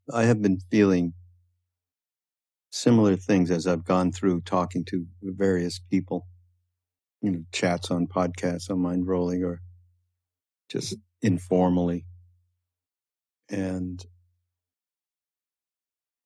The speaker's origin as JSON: {"language": "English", "country": "Canada", "moved": "yes", "lives_now": "United States", "said": "I'm from Canada and I had a little bit of a different upbringing related to people who were brought up in the States"}